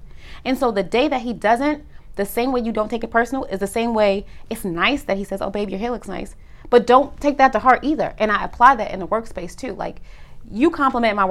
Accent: New York, United States; moved away as an adult; also born or lived in Harlem / Atlanta; I'm born and raised in New York

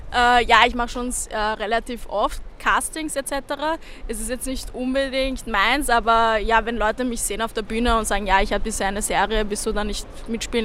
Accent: Vienna, Austria; moved away as an adult; also born or lived in Berlin; ich bin im äh, 22. aufgewachsen bei der Alten Donau gleich

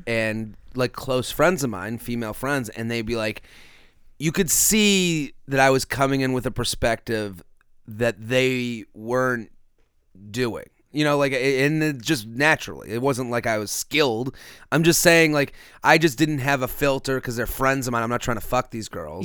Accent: Boston, Massachusetts, United States; moved away; back in Boston, where I'm from

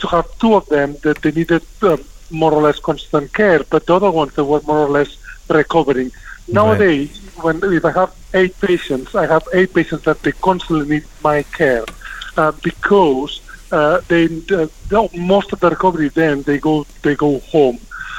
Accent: Spain; now in United Kingdom; when I came from Spain to UK, the NHS was quite different.

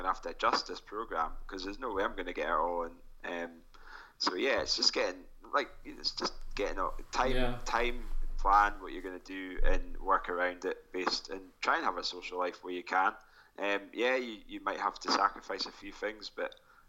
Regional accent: Forres, Scotland, United Kingdom; my hometown, the Forest 10K is going to be happening as well

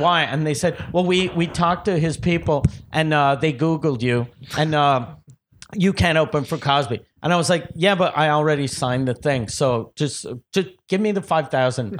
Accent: Quebec City, Quebec, Canada; also born or lived in Montreal; I'm from Quebec City.

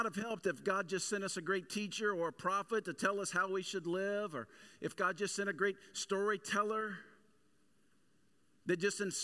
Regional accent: the South, United States; growing up in the Bible Belt and growing up in the South specifically

